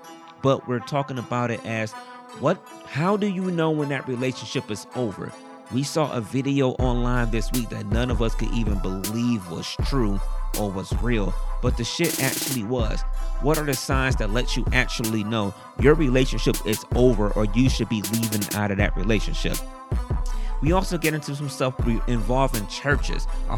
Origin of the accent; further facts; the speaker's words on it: Cleveland, Ohio, United States; We're from Cleveland.